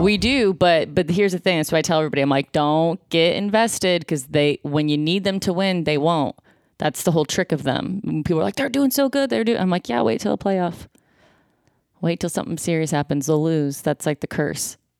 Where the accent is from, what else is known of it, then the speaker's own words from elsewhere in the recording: Buffalo, New York, United States; now in Los Angeles, United States; I'm from Buffalo, New York